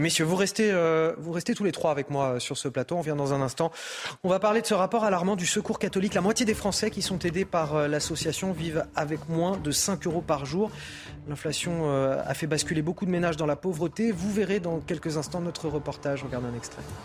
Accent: Paris, Île-de-France, France; Moi, en tant que parisien

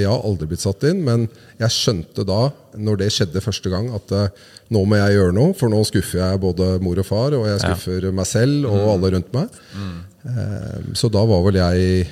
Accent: Oslo, Norway; Vi hadde et eh, godt idrettsmiljø hvor jeg vokste opp på på Ulsrud, som er rett ved Bøler

